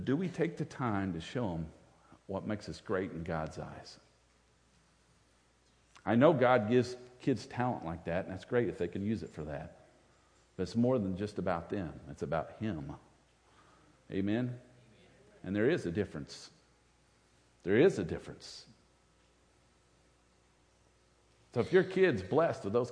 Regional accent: United States; I'm American

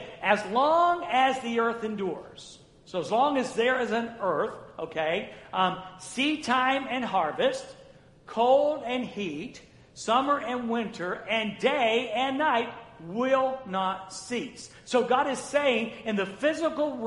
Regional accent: North Florida, United States; moved away; I was raised in the South, in Florida. It was North Florida, but it was Florida.

